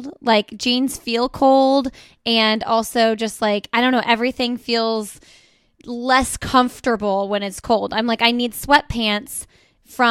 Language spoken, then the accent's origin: English; Indiana, United States; now in North Carolina, United States; I'm from Indiana and we recently moved to North Carolina